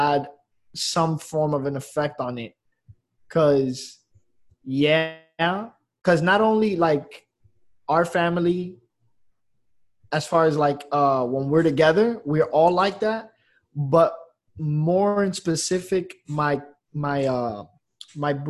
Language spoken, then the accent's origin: English; Miami, Florida, United States; I'm from Miami. 26.